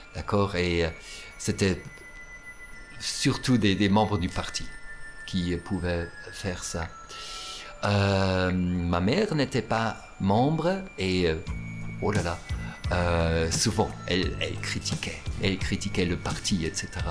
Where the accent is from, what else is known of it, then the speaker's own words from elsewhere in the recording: East Germany, Germany; French is a second language; also born or lived in Potsdam; c'était en Allemagne de l'Est, oui. Mon enfance, moi je dirais que c'était une, enfance, heureuse